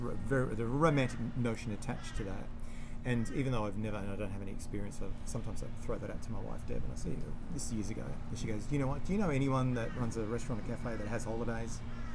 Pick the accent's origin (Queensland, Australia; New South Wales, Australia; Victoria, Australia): Queensland, Australia; Bundaberg; now in Sunshine Coast, Australia; prior to moving here 23 years ago, I'd never been in the Sunshine Coast? I grew up in Bundaberg, which is up the road.